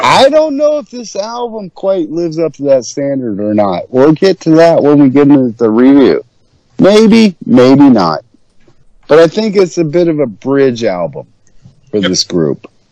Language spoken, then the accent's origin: English; Ohio, United States; moved away; also born or lived in Houston; back home in my hometown area of there, Ohio